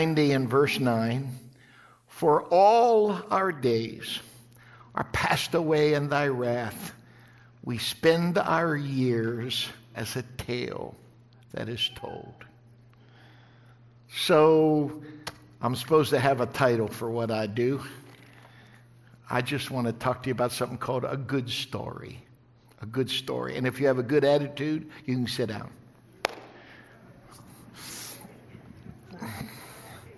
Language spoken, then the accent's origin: English; West Virginia, United States; I was raised in West Virginia. I was a hillbilly kid